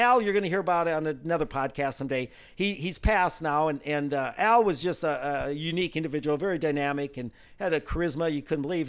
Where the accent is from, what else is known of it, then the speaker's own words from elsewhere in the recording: South Dakota, United States; I'm from South Dakota